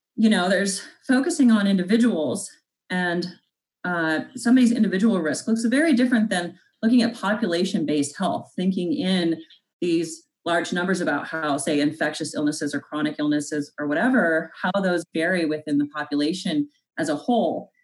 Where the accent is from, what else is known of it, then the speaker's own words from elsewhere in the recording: North Platte, Nebraska, United States; In my hometown of North Platte, Nebraska